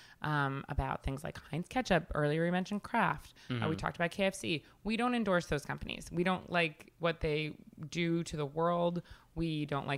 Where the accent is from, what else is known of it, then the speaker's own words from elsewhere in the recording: Huntington, New York, United States; moved away as an adult; now in New York City, United States; I grew up in Long Island